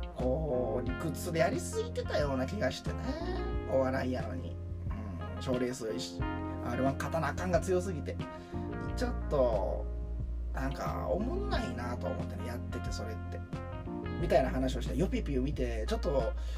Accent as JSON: {"language": "Japanese", "region": "Kansai", "country": "Japan", "tie": "born or raised there", "said": "自分も関西で育って"}